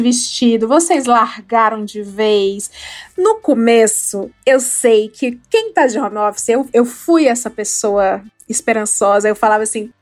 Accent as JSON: {"language": "Portuguese", "region": "Ceará", "country": "Brazil", "said": "eu sou do Ceará, eu vivia na praia"}